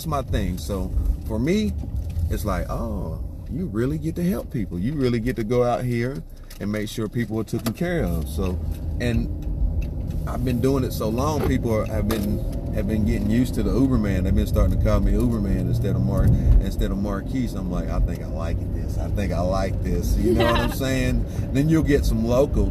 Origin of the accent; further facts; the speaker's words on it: Statesville, North Carolina, United States; moved away as an adult; I'm originally from Statesville, North Carolina.